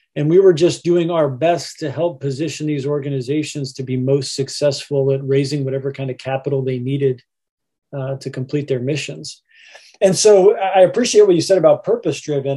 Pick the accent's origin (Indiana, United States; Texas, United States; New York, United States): Indiana, United States; Indianapolis; growing up in Indianapolis, and in particular, uh, in the area of town we refer to as Broad Ripple Village